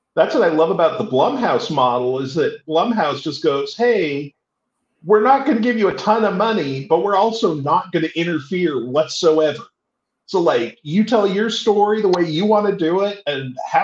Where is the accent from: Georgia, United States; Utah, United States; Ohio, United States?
Utah, United States; I grew up in Utah, which is a very religiously predominant state in the States